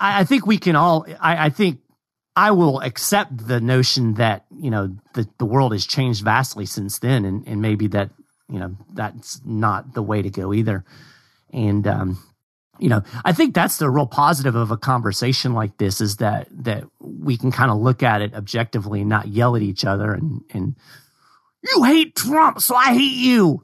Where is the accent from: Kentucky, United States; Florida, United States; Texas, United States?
Kentucky, United States; moved away; I'm from Kentucky originally